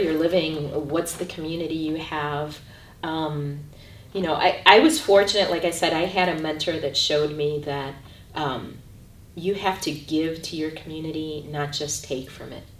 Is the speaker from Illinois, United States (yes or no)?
yes; Chicago, Illinois, United States; I'm originally from Chicago, Illinois. I was born and raised there